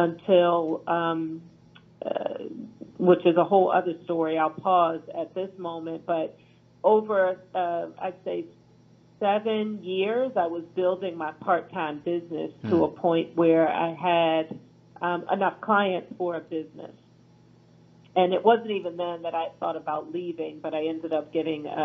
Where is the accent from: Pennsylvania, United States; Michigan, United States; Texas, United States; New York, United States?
Pennsylvania, United States; Philadelphia; I'm from Philadelphia